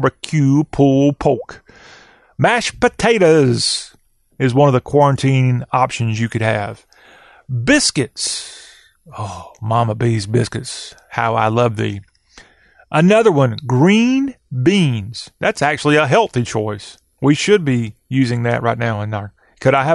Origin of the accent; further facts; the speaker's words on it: Lexington, South Carolina, United States; That's my hometown